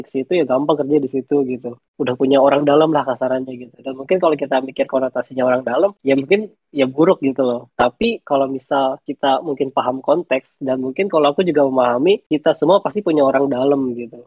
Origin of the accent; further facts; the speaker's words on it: Bogor, West Java, Indonesia; aku asalnya dari Bogor